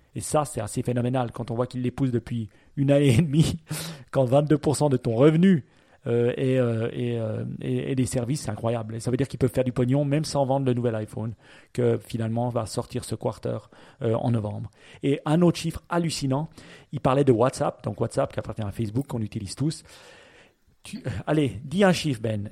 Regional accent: Switzerland; chez nous en Suisse

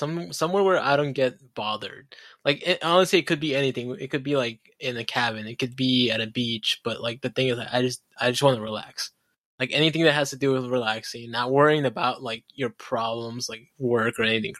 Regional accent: Florida, United States; I'm from Florida, dude.

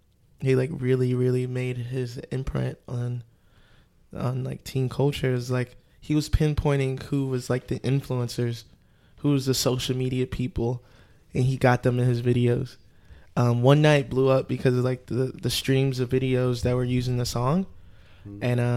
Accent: Cedar Hill, Texas, United States; I'm from Dallas. Yeah, Triple D, 3D, specifically Cedar Hill, Texas.

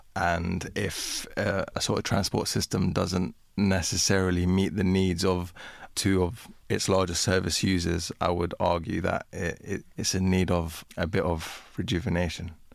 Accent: United Kingdom; I grew up in Britain. Um, I consider myself to be British. I am a migrant

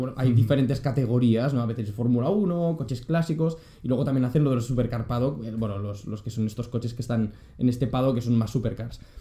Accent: Catalonia, Spain; a mí me han enseñado en Cataluña

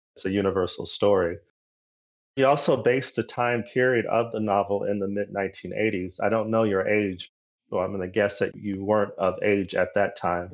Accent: Arizona, United States; moved away; also born or lived in Los Angeles; my home state of Arizona

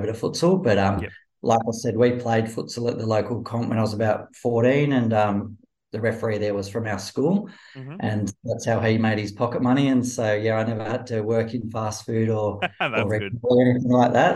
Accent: Sydney, New South Wales, Australia; I grew up in Dundas in Western Sydney

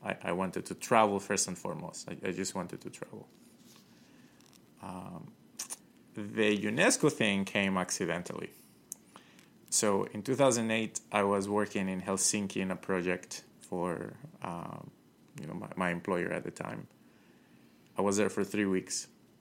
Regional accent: Ecuador; also born or lived in Colombia / Manta, Ecuador; now in United States; I'm from Colombia. I grew up in Ecuador.

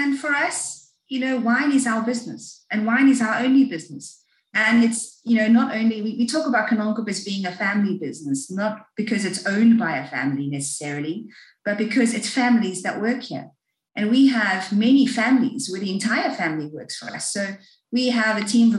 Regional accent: South Africa; I am South African born and bred

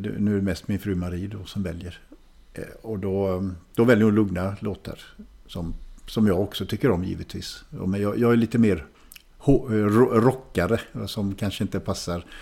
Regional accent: Hallstahammar, Västmanland, Sweden; also born or lived in Västerås / Germany; jag växte upp i Hallstahammar som inte är långt från Västerås

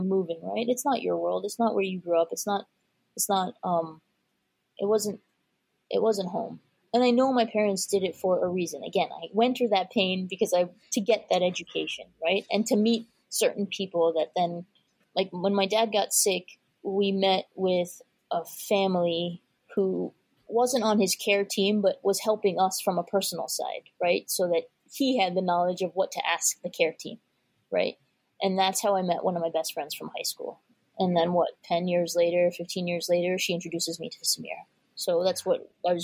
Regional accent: United States; I was raised as an Indian first generation American

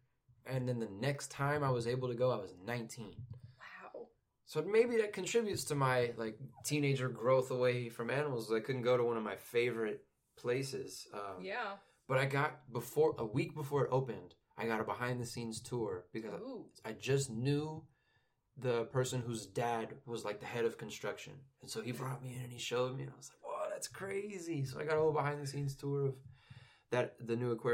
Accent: near Branson, Missouri, United States; It's in between Branson and my hometown. It's only like 30 minutes from there

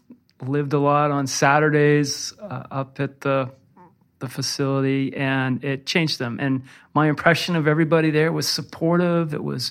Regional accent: Littleton, Massachusetts, United States; in Littleton, Mass. Yeah. Great. So it was, well, there was like one skate shop in like the whole territory.

